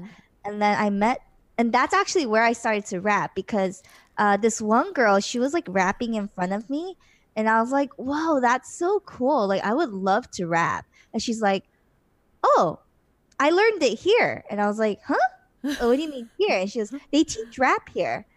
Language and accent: English; Los Angeles, California, United States; moved away as an adult; also born or lived in China / South Korea; I was born and raised in Los Angeles, California, or well, near Los Angeles